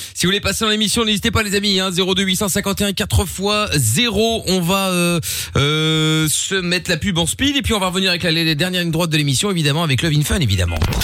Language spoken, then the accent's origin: French; Portugal; je suis portugais